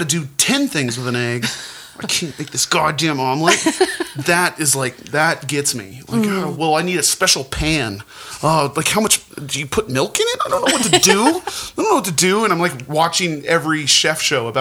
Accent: Montana, United States; growing up in Montana

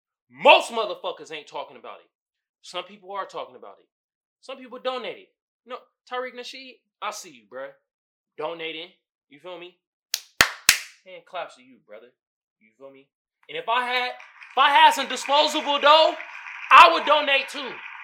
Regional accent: Oakland, California, United States; moved away; growing up in Oakland, when I was living there, it was a predominantly black neighborhood.

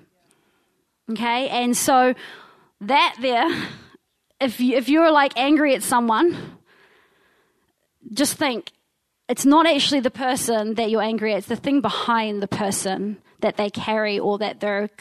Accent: Wellington, New Zealand; moved away as an adult; I come from Te Whanganui Atara, so that is Wellington, the big capital city. And I moved up here when I was about 23. But I lived down there with my incredible mother and my three siblings

